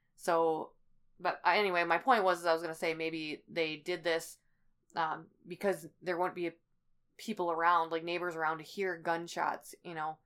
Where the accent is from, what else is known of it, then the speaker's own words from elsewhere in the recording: Midwest, United States; it's my hometown